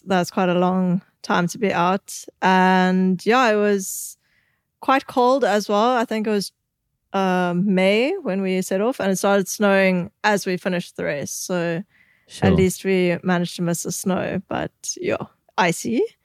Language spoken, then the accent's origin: English; South Africa; growing up in South Africa